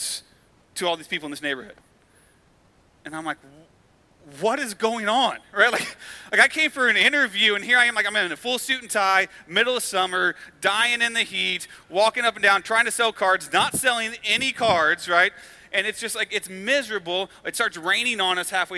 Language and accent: English; United States; because we're American